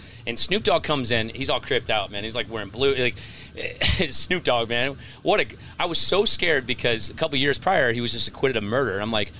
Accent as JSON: {"language": "English", "region": "Nebraska", "country": "United States", "tie": "born or raised there", "also_born_or_lived": "New York", "moved": "yes", "said": "I grew up in Nebraska, so I grew up country kid. And then, of course, I liked hip-hop because I was a white kid from the Midwest."}